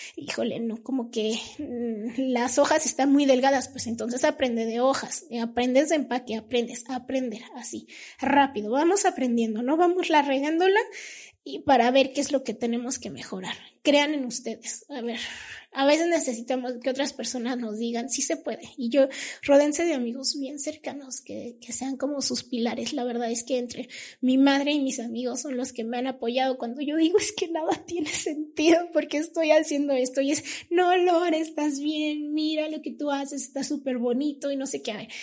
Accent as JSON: {"language": "Spanish", "country": "Mexico", "said": "somos mexicanos, tenemos cultura por ser mexicanos independientes"}